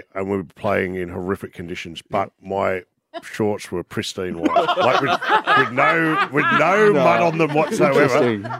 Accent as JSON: {"language": "English", "town": "Canberra", "region": "Australian Capital Territory", "country": "Australia", "tie": "born or raised there", "said": "But I was born in Canberra."}